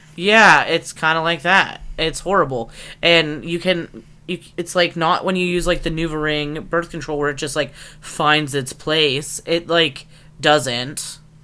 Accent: Erie, Pennsylvania, United States; moved away; I grew up in Layer Town, USA, Erie, PA

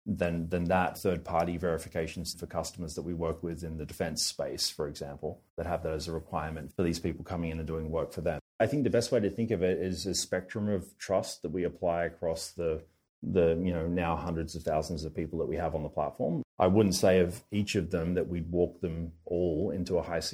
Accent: Australia; accent: Australian; We have a strong representation out of Australia, which is probably owing to, you know, my funny accent and so on.

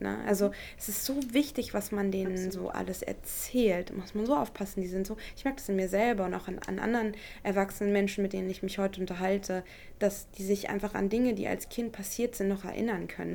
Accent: Elgershausen, Hesse, Germany; moved away; Elgershausen, da wo ich herkomme, mhm. in, in Hessen, äh, in der Nähe von Kassel, ähm, das mein Zuhause ist

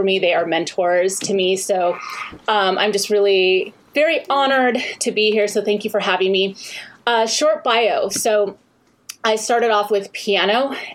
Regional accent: San Clemente, California, United States; also born or lived in Honolulu, Hawaii; I grew up in Southern California. in San Clemente. I was born in Honolulu, but we came

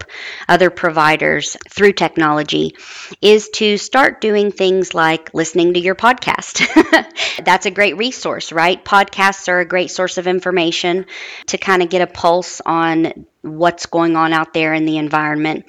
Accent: Huntington, West Virginia, United States; moved away; I'm originally from Huntington, West Virginia.

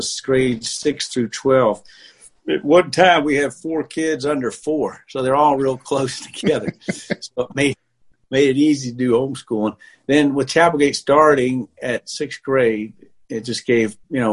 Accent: Columbia, South Carolina, United States; moved away; also born or lived in Greenville, South Carolina; I grew up in Columbia, South Carolina.

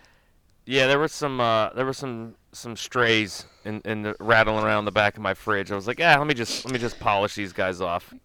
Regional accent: Pittsburgh, Pennsylvania, United States; I'm from Pittsburgh

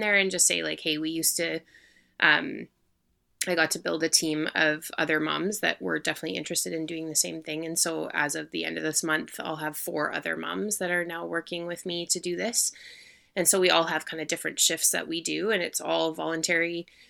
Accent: Manitoba, Canada; moved away; I'm actually originally from Manitoba

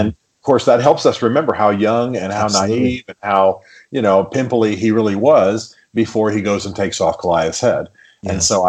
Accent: Germany; I'm not just from the North. I'm from Germany. {S2} Right. {S1} You know, by upbringing, not by ethnicity.

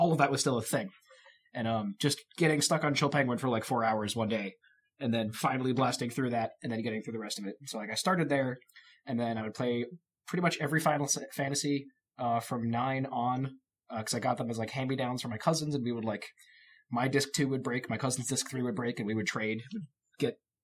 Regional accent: New York, United States; moved away as an adult; also born or lived in Long Island, New York; now in Washington, United States; I grew up in New York, so this was like moved 3,000 miles from home to learn to make video games

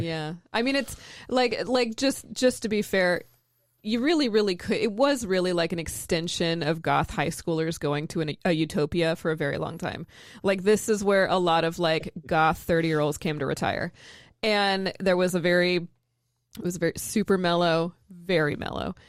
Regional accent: San Francisco Bay Area, California, United States; now in Portland, United States; I'm from the Bay Area

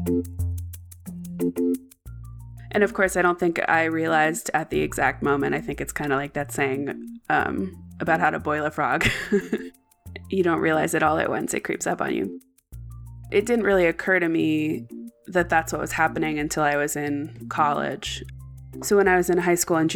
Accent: Maine, United States; I grew up in Maine

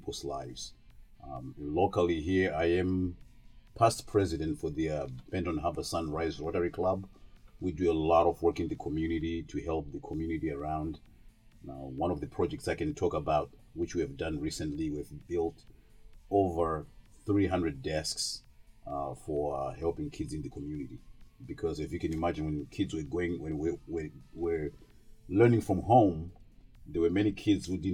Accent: Zimbabwe; moved away as an adult; now in St. Joseph/Stevensville area, United States; originally I'm from Zimbabwe. Zimbabwe is in Southern Africa. And I came over here in 1988 to go to college

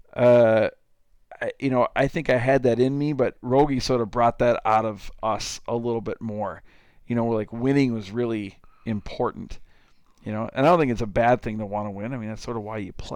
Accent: Lake Crystal, Minnesota, United States; I grew up in Lake Crystal, Minnesota, town of about 2,000 people.

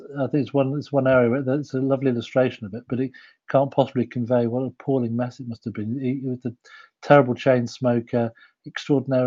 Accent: Yorkshire and the Humber, United Kingdom; I'm from Yorkshire

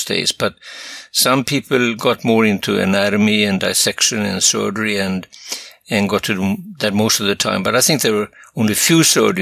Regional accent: Sweden; now in United States; I come from another country. I come from Sweden originally

